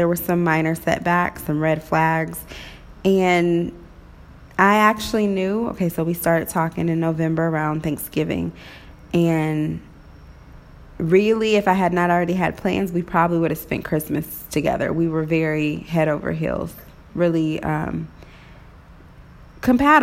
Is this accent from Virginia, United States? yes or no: no; Waynesville, Missouri, United States; also born or lived in Maryville, Missouri / Kansas City, Missouri; growing up in Waynesville, Missouri